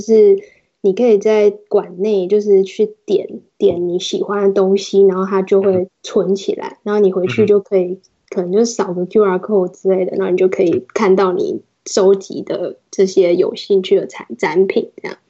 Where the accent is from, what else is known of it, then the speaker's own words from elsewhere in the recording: Taiwan; moved away as an adult; now in United States; 身为一个台湾人来 N B A 工作是一个比较特别的经验